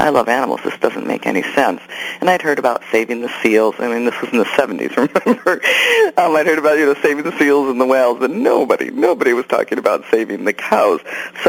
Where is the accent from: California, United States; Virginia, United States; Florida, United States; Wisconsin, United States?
Wisconsin, United States; I grew up in Wisconsin loving animals